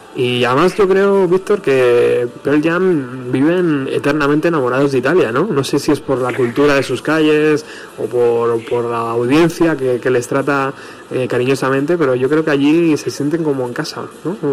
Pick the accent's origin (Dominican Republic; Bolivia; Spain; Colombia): Spain; fan español